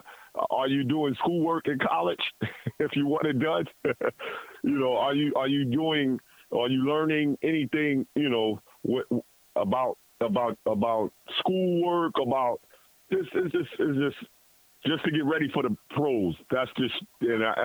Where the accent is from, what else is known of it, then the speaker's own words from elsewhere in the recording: New York City, New York, United States; growing up in New York City and playing for Archbishop Lloyd High School